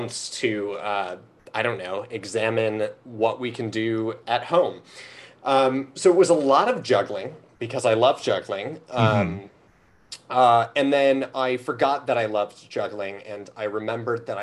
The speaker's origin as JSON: {"language": "English", "town": "Skokie", "region": "Illinois", "country": "United States", "tie": "born or raised there", "also_born_or_lived": "Evanston, Illinois / Bloomington, Indiana / New Orleans, Louisiana", "moved": "as an adult", "said": "So I grew up in Skokie"}